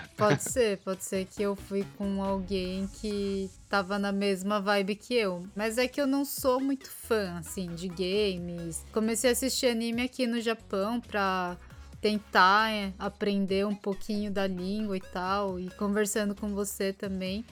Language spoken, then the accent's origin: Portuguese; Brazil; now in Japan; eu sou brasileira